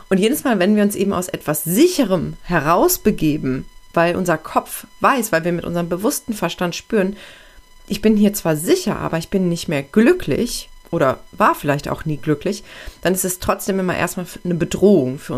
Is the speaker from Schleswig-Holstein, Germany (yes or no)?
no; Aachen, North Rhine-Westphalia, Germany; ich verlasse jetzt meine Heimat, meine Heimatstadt Aachen, wo ich eigentlich immer gelebt habe. Ich war zwar viel im Ausland unterwegs, aber immer nur für eine begrenzte Zeit.